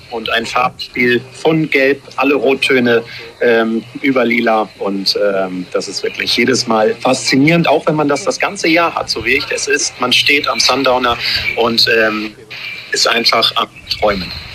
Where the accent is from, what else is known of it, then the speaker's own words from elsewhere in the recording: Hamburg, Germany; moved away as an adult; also born or lived in Cologne; now in Noonu, Maldives; geboren in Hamburg, in Schnelsen, Fußballfan auch, ja, am Millantor groß geworden